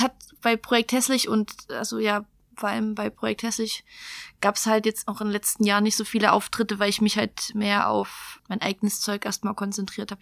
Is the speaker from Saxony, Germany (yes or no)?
yes; Geringswalde, Saxony, Germany; also born or lived in Rochlitz; now in Chemnitz, Germany; ich bin aus, also in Rochlitz geboren und bin äh, bis zu meinem 17., 18. Lebensjahr habe ich in Geringswalde gelebt